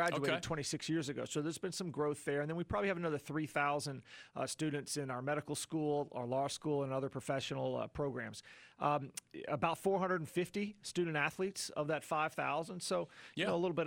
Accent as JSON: {"language": "English", "town": "Chapel Hill", "region": "North Carolina", "country": "United States", "tie": "born or raised there", "said": "I grew up in Chapel Hill, just right down the road."}